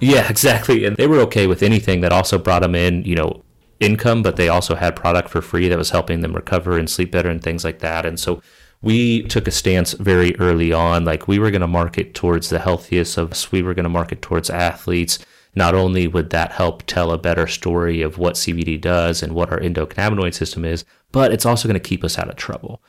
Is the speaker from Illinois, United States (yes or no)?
no; Kansas, United States; moved away; my home state of Kansas